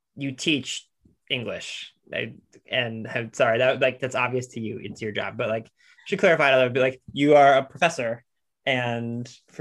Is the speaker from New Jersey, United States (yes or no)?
no; Lorain, Ohio, United States; moved away; I grew up in Lorain, Ohio, which is where Toni Morrison is from.